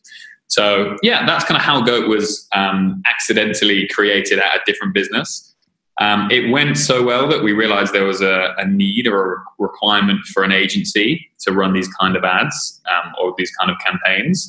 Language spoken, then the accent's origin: English; London, United Kingdom; I am a Brit, as you will now clearly understand. So yeah, I was born in London.